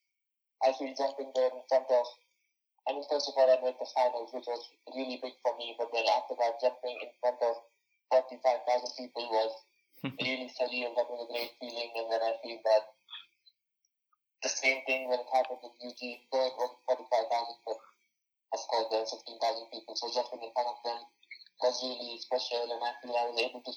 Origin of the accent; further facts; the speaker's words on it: India; moved away as an adult; now in United States; I was the third Indian